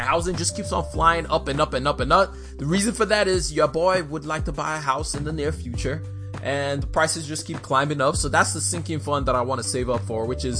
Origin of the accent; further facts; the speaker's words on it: Nigeria; moved away; I am Nigerian.